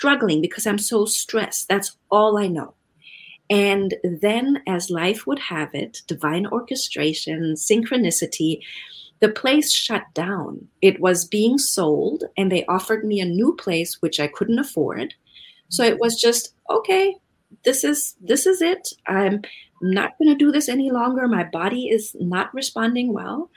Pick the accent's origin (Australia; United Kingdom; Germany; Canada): Germany; moved away; I'm originally from Germany